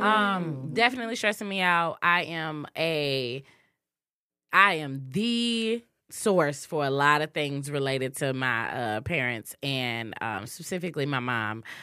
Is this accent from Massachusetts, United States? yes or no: no; Muskegon, Michigan, United States; I grew up in Muskegon, very small town, um, very southern roots